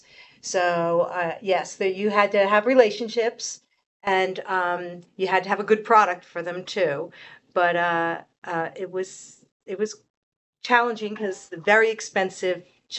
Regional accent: East Coast, United States; moved away as an adult; also born or lived in Manhattan; I grew up on the East Coast. I moved here in 95

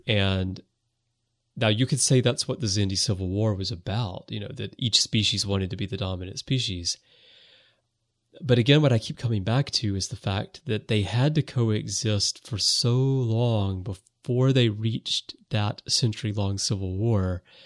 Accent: United States; now in Japan; I am American. I was born in the U S and I grew up there

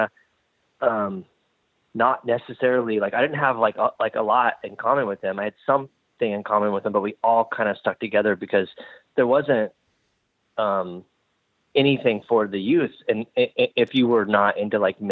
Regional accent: Phoenix, Arizona, United States; moved away; also born or lived in San Diego; I grew up in Phoenix before I moved to San Diego.

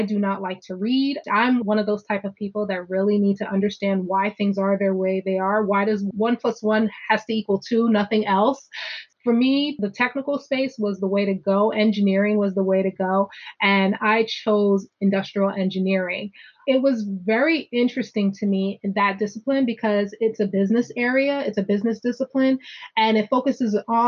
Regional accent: New Jersey, United States; I'm from Jersey

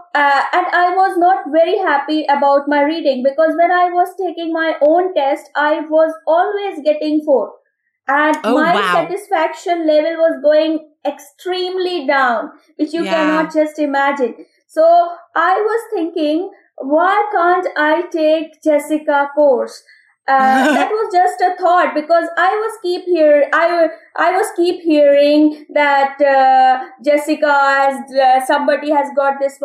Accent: Lucknow, Uttar Pradesh, India; I am from India, a place of Nawab called Lucknow

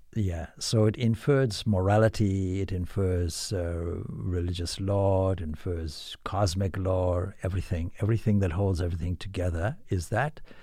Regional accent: Zimbabwe; now in Ireland; I come from Zimbabwe

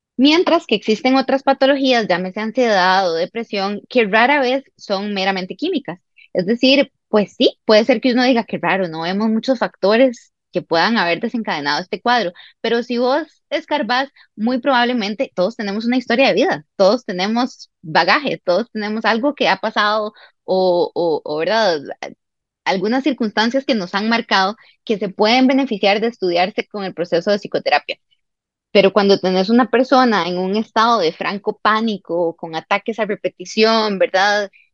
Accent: Costa Rica; also born or lived in Santiago, Chile; volví a Costa Rica, ya habiendo terminado el bachillerato

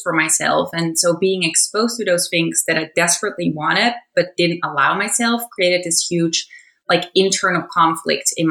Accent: Netherlands; moved away; I grew up in the Netherlands

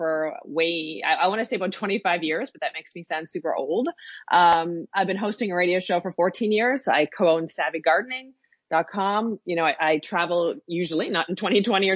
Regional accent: Nova Scotia, Canada; I grew up in Nova Scotia. Yeah, my family lives here

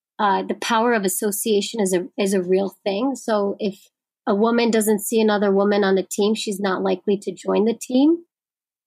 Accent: New York, United States; I'm a New Yorker

